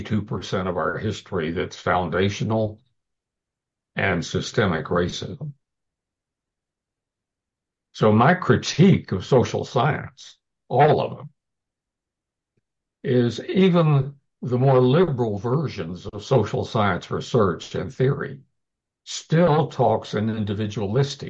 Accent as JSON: {"language": "English", "town": "Houston", "region": "Texas", "country": "United States", "tie": "born or raised there", "said": "I grew up in the Deep South, in Houston, under Jim Crow"}